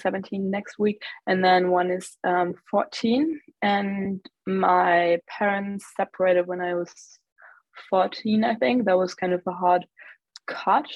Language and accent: English; Germany; also born or lived in United States; I grew up in Germany. I've always lived here besides having spent 1 year in the US